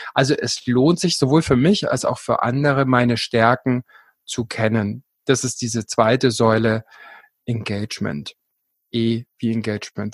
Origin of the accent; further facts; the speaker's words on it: Allgäu, Bavaria, Germany; now in Garmisch-Partenkirchen, Germany; ich komme ursprünglich aus dem Allgäu